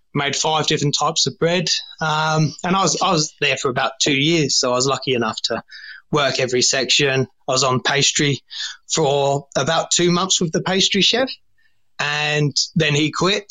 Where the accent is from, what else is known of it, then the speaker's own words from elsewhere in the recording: England, United Kingdom; moved away as an adult; now in Australia; I was born born in England, um, started washing up when I was thirteen, and and now I'm I'm I'm obviously stuck in Australia